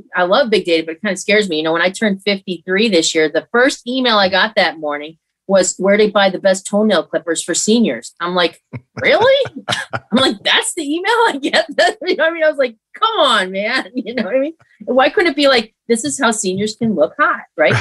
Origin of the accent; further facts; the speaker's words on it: Hamburg, New York, United States; I grew up in upstate New York in a town outside of Buffalo called Hamburg